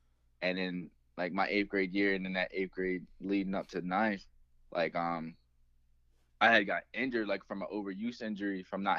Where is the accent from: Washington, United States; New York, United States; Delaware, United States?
Delaware, United States; Delmar; I grew up in Delmar, Delaware.